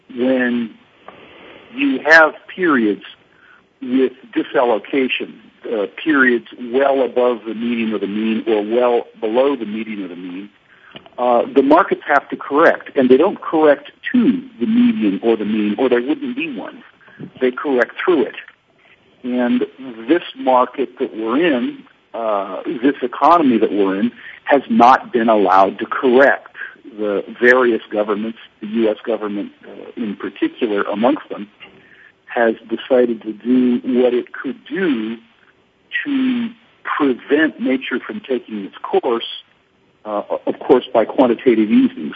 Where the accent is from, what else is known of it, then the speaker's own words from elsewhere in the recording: United States; moved away; I'm still American by culture.